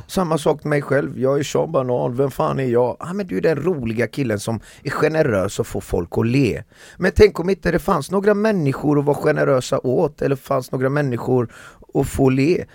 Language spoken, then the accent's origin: Swedish; Iran; now in Sweden; vi är fem iranier